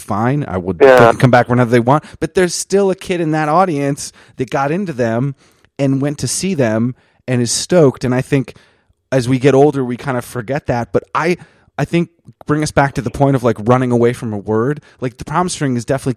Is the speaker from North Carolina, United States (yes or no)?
no; Jericho, Vermont, United States; I grew up in Vermont